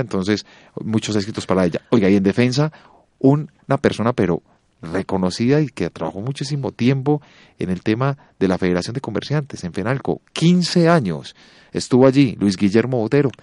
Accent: Antioquia, Colombia; somos los antioqueños

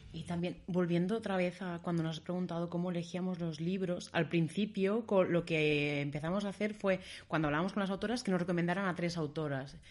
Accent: Barcelona, Catalonia, Spain; now in Berlin, Germany; yo soy de Barcelona

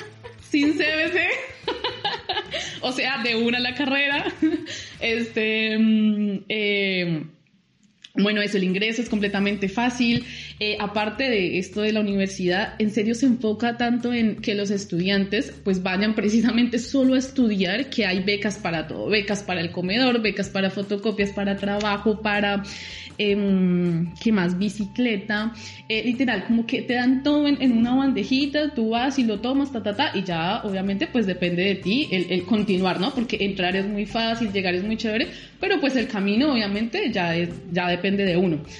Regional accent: Bogotá, Colombia; moved away as an adult; now in La Plata, Argentina; yo que soy de Bogotá

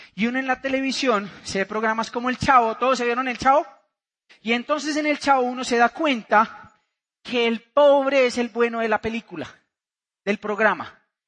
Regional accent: Bucaramanga, Santander, Colombia; vengo de Bucaramanga, Santander

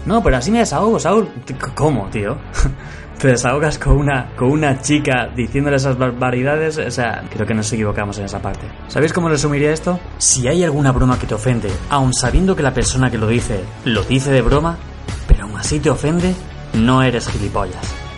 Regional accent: Andalusia, Spain; yo soy andaluz, ¿vale? Soy andaluz.

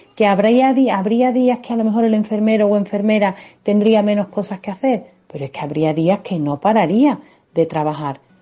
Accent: Seville, Andalusia, Spain; moved away as an adult; now in Pamplona, Spain; Estaréis notando en mi acento que no soy muda aquí y efectivamente soy sevillana, pero llevo viviendo ya en Pamplona cerca de 10 años

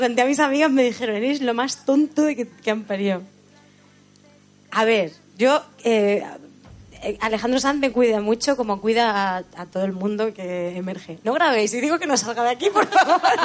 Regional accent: Letur, Castilla-La Mancha, Spain; el pueblo donde yo me he criado. Eso, soy de Albacete, pero criada en un pueblo muy chiquitico de la Sierra del Segura

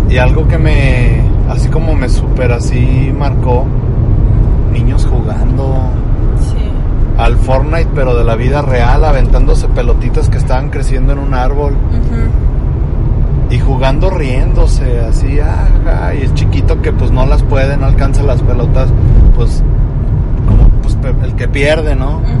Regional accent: Mexico; Pero me siento más mexicano.

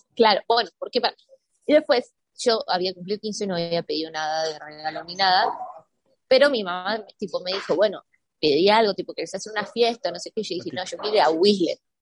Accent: San Martín de los Andes, Neuquén, Argentina; moved away as an adult; also born or lived in Europe; now in United States; Como soy de San Martín de los Andes, ahí hay eh, centros de esquí, así que esquío desde chiquita también.

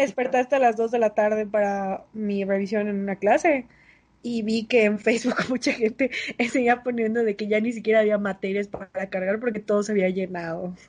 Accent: Mérida, Yucatán, Mexico; yo nací en el Cuculcán

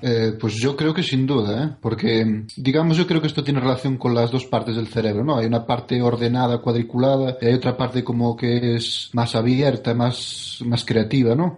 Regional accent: Spain; moved away as an adult; now in Germany; soy español

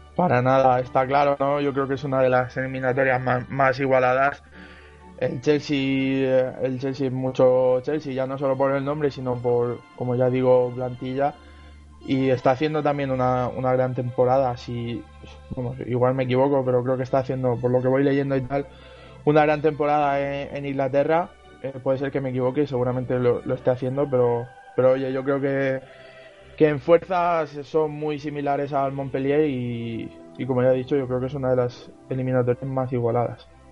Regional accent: Region of Murcia, Spain; mi tierra

